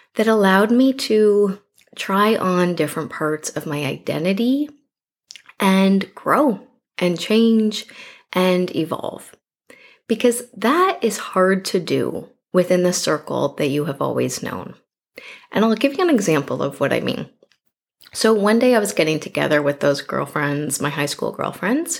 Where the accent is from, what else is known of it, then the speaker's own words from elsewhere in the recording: Canada; I'm clearly Canadian